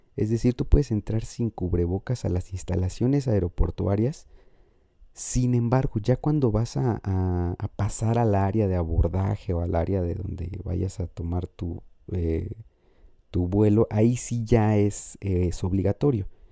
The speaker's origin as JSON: {"language": "Spanish", "town": "Morelia", "region": "Michoacán", "country": "Mexico", "tie": "born or raised there", "said": "mi ciudad natal, que es la ciudad de Morelia"}